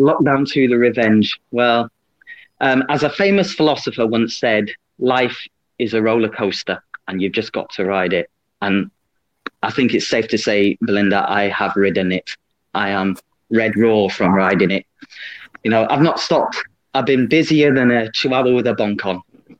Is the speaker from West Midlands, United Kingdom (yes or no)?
no; East Midlands, United Kingdom; I hail from the Leicestershire, Middle Earth. I'm actually a Leicesterfarian, I believe is a technical term.